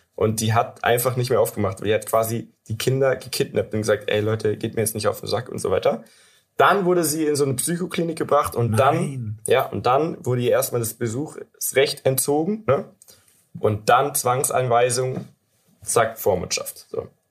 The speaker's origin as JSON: {"language": "German", "country": "Germany"}